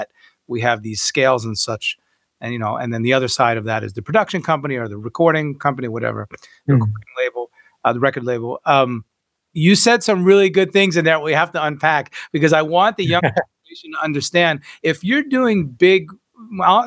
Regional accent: New York, United States; moved away; also born or lived in South Florida / Nashville, Tennessee; I ended up in Nashville in 97 from South Florida, mm-hmm. New York originally

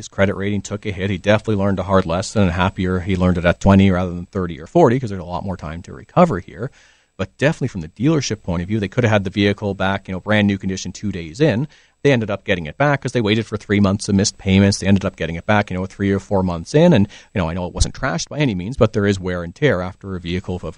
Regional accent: Ontario, Canada; now in British Columbia, Canada; So I'm originally from Ontario

